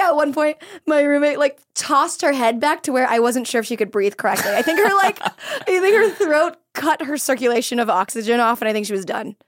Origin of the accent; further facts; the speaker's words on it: Florida, United States; I'm from Florida and our cheerleading team was from this place called Sanford